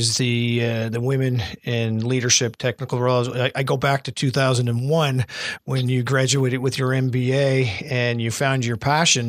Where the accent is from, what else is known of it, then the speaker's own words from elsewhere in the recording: Fredericton, New Brunswick, Canada; I'm from Fredericton